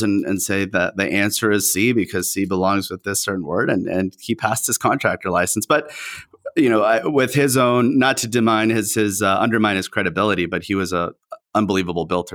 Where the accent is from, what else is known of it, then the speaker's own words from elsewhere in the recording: Southern California, United States; first language Spanish; English is a second language; we are in Southern California